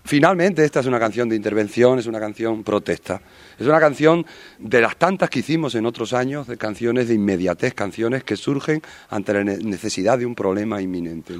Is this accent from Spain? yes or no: yes; Madrid, Community of Madrid, Spain; Yo soy de Vallecas, soy del barrio donde eh, de alguna manera los trenes de la muerte entraban